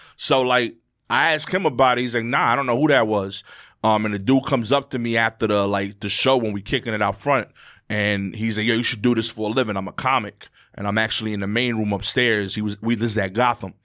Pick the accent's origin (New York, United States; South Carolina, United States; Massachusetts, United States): New York, United States; New York City; I grew up in Brooklyn in New York